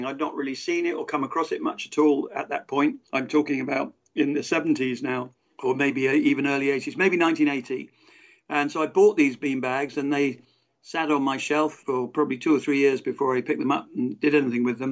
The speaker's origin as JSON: {"language": "English", "town": "Exeter", "region": "South West England", "country": "United Kingdom", "tie": "born or raised there", "said": "I'm not from Cornwall, but I'm from Devon"}